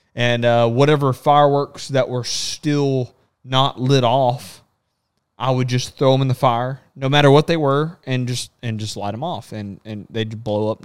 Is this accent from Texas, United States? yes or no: yes; Texas, United States; I'm from Texas